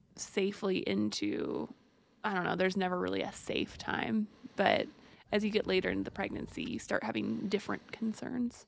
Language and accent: English; Texas, United States; Texas, I was born in Texas